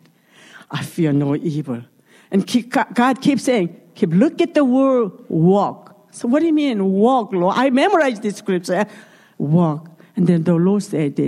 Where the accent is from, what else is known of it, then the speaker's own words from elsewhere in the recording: South Korea; English is a second language; moved away; I'm from Korea